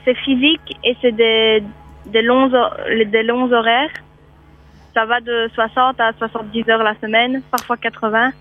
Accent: Belgium; moved away; je suis belge

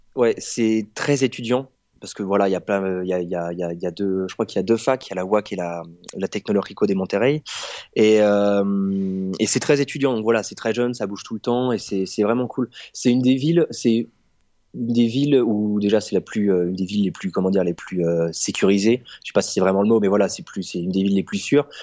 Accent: France; moved away as an adult; now in Mexico; en tant que Français qui est là juste pour

